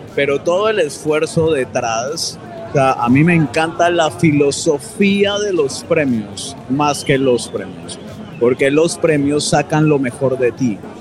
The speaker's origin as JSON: {"language": "Spanish", "country": "Colombia", "said": "los colombianos"}